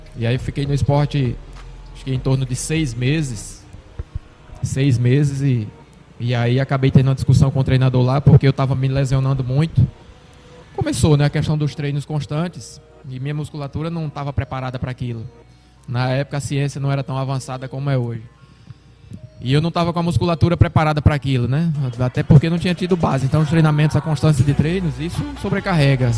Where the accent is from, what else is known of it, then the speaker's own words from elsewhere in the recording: Itabi, Sergipe, Brazil; moved away as an adult; also born or lived in Mauá, São Paulo; now in Natal, Brazil; Que na verdade eu sou natural de Mauá, São Paulo. Mas meus pais quando eu tinha em torno de três anos, meu pai veio embora com minha mãe. E aí eu fui criado em Sergipe, então me considero sergipano